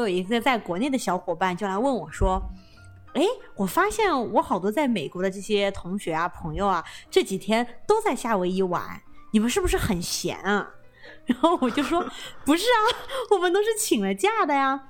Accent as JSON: {"language": "Chinese", "country": "China", "moved": "yes", "lives_now": "California, United States", "said": "我们作为中国人，就是说这会吃得特别习惯"}